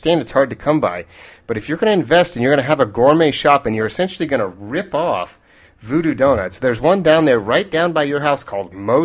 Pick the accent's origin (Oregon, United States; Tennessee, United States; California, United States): Oregon, United States; now in Southeast, United States; my home state of Oregon